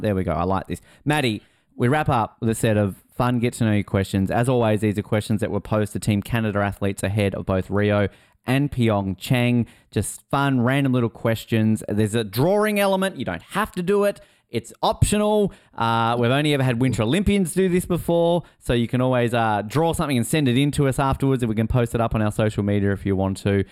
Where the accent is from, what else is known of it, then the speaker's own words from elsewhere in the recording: Tasmania, Australia; moved away; I'm obviously originally from Tasmania, so I come from a Aussie rules background.